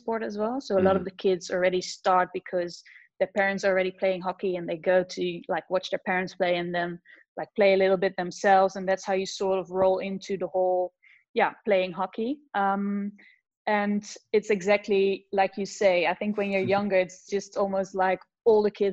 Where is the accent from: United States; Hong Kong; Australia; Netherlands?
Netherlands; Zeist, Utrecht; also born or lived in Amsterdam; I'm originally from Zeist, which is a small little town close to Utrecht. So I started a small little club there